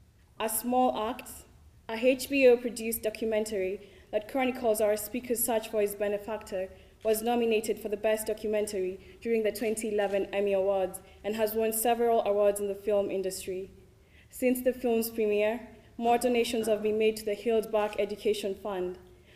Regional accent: Kenya; moved away; I'm a sophomore in the business school. I was born and raised in Kenya

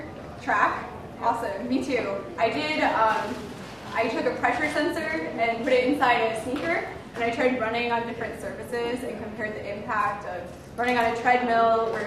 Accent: New Jersey, United States; also born or lived in Philadelphia; So I was more or less from New Jersey. I was born in Philadelphia, lived in New Jersey, and outside Philadelphia.

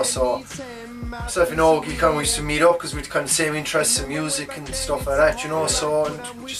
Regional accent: Dingle, County Kerry, Ireland; I'm from Dingle County, Kerry

